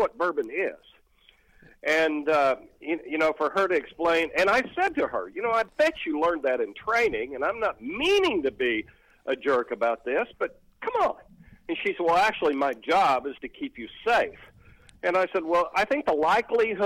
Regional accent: Oklahoma, United States; I'm from Oklahoma

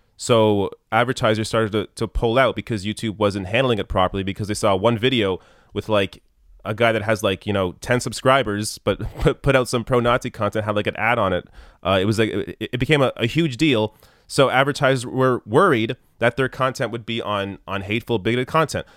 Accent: Canada; as a Canadian, I have experience with single payer healthcare

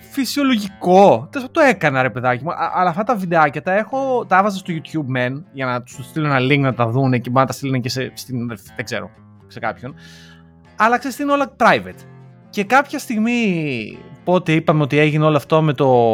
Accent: Greece; moved away; είμαστε Έλληνες του εξωτερικού

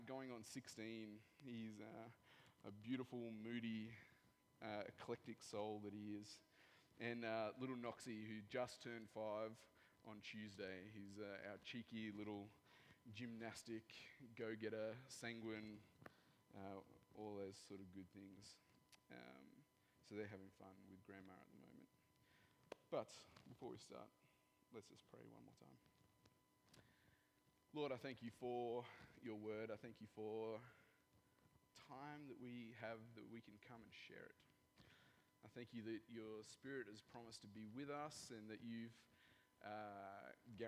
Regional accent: rural New South Wales, Australia; I grew up in New South Wales

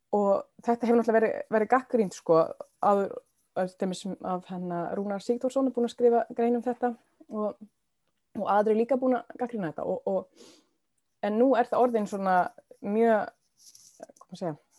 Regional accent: Sweden; Icelandic is a second language; moved away as an adult; now in Iceland; Og ég var þá frekar nýflitt til Íslands, ég er frá Svíþjóð

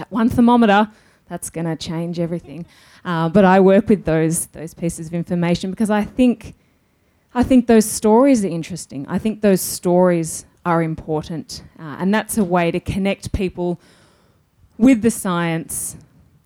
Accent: Victoria, Australia; I grew up on the lands of the Yorta Yorta people a couple of hours north of here. So I grew up in a small town

